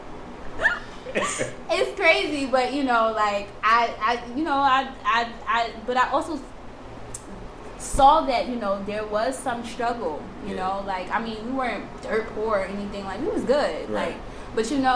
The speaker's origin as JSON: {"language": "English", "town": "New York City", "region": "New York", "country": "United States", "tie": "born or raised there", "said": "I grew up in the Bronx."}